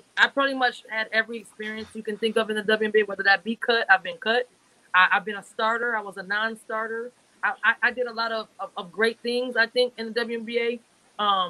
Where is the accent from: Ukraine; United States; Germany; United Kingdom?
United States; Minneapolis, Minnesota; the Minnesota Lynx into my hometown